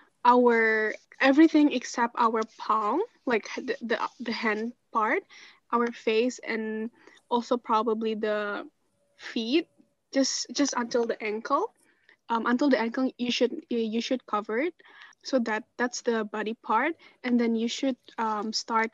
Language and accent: English; Indonesia; moved away; I'm from Indonesia.